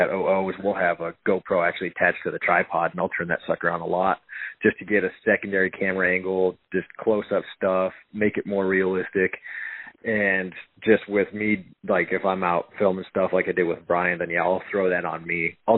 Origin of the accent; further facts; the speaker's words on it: Powell, Wyoming, United States; I grew up in Powell.